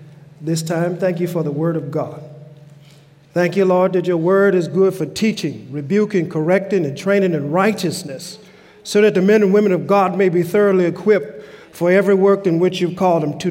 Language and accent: English; Louisiana, United States; now in Pacific Northwest, United States; I'm from the South, from Louisiana. And growing up in Louisiana